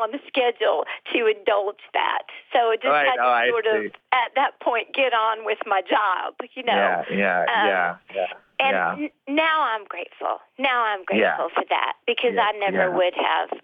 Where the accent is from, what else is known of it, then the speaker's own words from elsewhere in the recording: United States; being from a small town, and my parents are European, and so I was aware that in our house we were culturally different, and I was aware of a different world outside of what I knew as my American upbringing